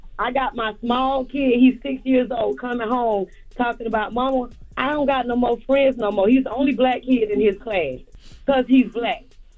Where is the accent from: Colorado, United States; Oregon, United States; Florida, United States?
Florida, United States; Pahokee; Yeah, Pahokee, Florida.